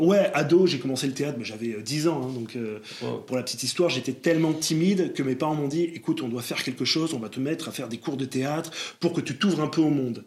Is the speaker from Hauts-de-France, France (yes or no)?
no; Bordeaux, Nouvelle-Aquitaine, France; moved away as an adult; now in Paris, France; je viens de Bordeaux